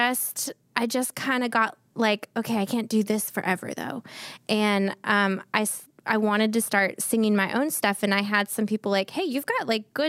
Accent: Santa Barbara, California, United States; moved away as an adult; also born or lived in Los Angeles; now in Nashville, United States; born and raised in Santa Barbara

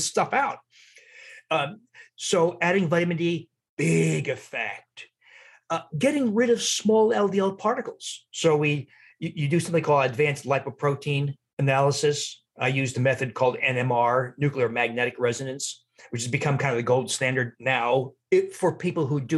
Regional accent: New Jersey, United States; also born or lived in Wisconsin; now in Milwaukee, United States; I'm from New Jersey, I was living in Wisconsin

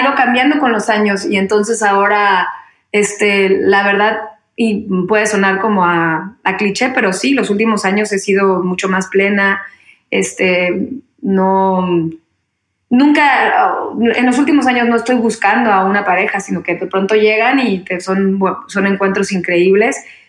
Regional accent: Mexico; moved away as an adult; also born or lived in Mexico City

